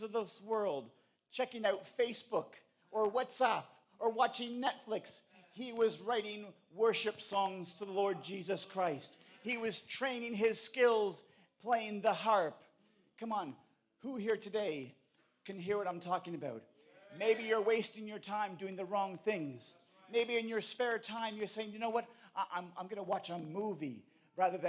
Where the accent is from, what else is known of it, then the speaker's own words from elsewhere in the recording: Canada; I come from Canada